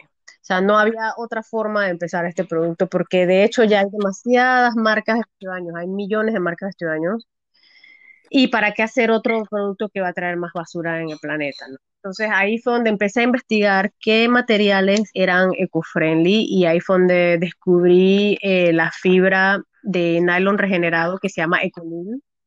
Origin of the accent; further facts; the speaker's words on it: Panama; also born or lived in Cambutal, Los Santos; soy panameña, eh, vivo en Cambutal desde hace muchos años, Cambutal en Los Santos